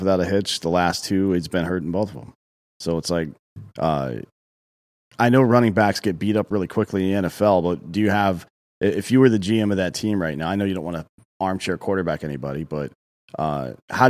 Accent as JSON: {"language": "English", "town": "Greenville", "region": "South Carolina", "country": "United States", "tie": "born or raised there", "said": "I grew up in Greenville, just south of there."}